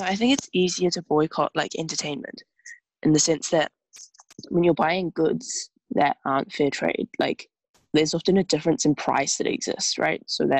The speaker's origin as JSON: {"language": "English", "region": "South East England", "country": "United Kingdom", "said": "I'm from Kent."}